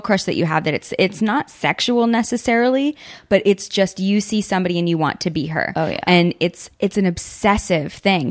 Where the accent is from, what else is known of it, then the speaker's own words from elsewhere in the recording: Southern California, United States; also born or lived in Hawaii; I grew up in Southern California and I'm used to dry air and stuff